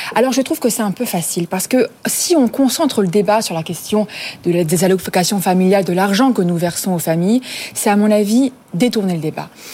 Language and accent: French; France; je vais parler en tant que Française